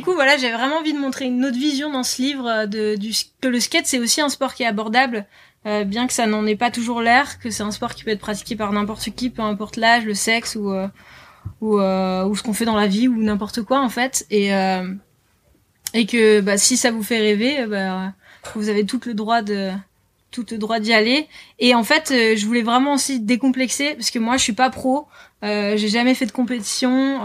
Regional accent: Lille, Hauts-de-France, France; moved away as an adult; now in Biarritz, France; je suis originaire de Lille, du nord de la France.

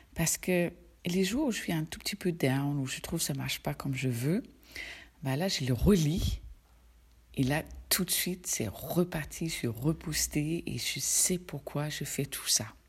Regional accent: Denmark; moved away; je suis danoise

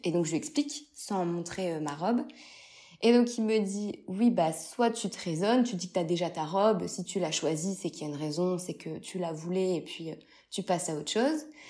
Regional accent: Lille, Hauts-de-France, France; je suis de Lille

